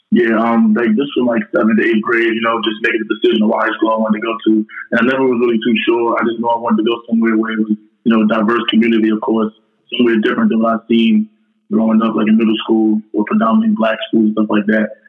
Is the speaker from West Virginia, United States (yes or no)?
no; New York City, New York, United States; I'm from um, New York, or Rockaway, New York.